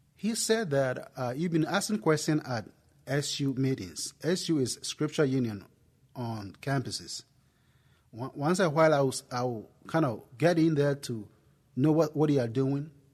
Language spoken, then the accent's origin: English; Ghana; accent: Ghanaian; moved away as an adult; now in United States; I'm originally from Ghana. If, I mean, if you're wondering where the accent came from, it came from, it came from Ghana, West Africa